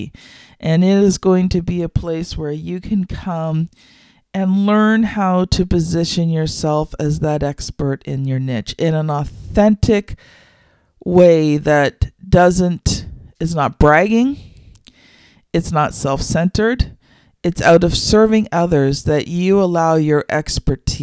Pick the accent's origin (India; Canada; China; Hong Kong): Canada; I am Canadian